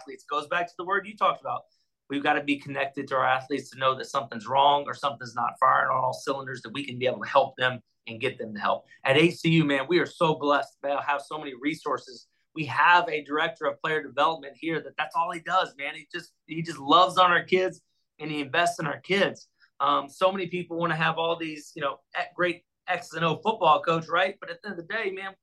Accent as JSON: {"language": "English", "region": "Texas", "country": "United States", "tie": "born or raised there", "moved": "as an adult", "said": "I grew up in Texas"}